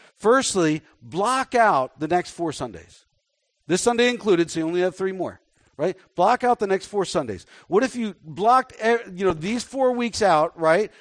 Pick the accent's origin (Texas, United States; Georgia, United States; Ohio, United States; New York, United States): Texas, United States; Dallas; I was born in Dallas